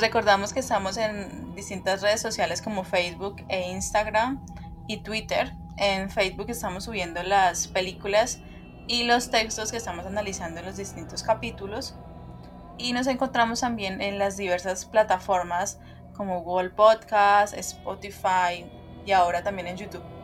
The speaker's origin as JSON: {"language": "Spanish", "country": "Colombia", "said": "nosotros como colombianos"}